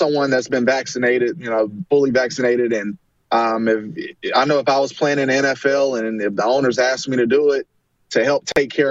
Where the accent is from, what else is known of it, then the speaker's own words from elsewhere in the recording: Charlotte, North Carolina, United States; I'm from Charlotte, or from the Carolinas